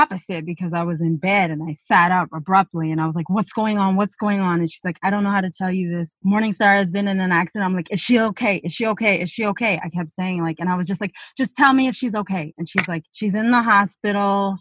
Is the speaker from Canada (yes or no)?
yes; Northern Ontario, Canada; moved away; we're born and raised in Northern Ontario, Canada, then we went off in one direction